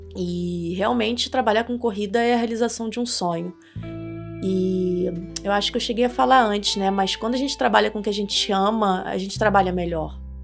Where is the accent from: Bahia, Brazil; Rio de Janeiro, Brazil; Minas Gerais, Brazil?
Rio de Janeiro, Brazil; moved away as an adult; now in Nova Friburgo, Brazil; Eu nasci no Rio, no Rio de Janeiro, e em 2020 eu tomei a decisão de me mudar para o interior, fugir para as montanhas, vim para Nova Friburgo